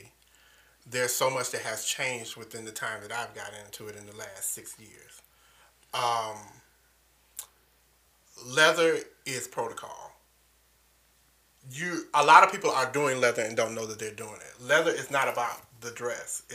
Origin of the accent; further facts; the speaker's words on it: Detroit, Michigan, United States; Even though I'm from Detroit, I have a southern upbringing